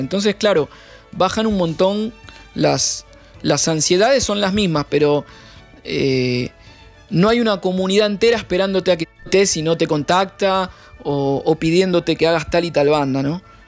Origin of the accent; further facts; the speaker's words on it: Argentina; now in Brasília, Brazil; yo que soy argentino